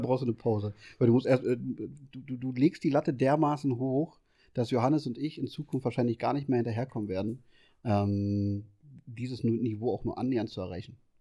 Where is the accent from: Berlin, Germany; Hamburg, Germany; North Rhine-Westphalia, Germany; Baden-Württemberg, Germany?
Berlin, Germany; also ich bin ja aus Berlin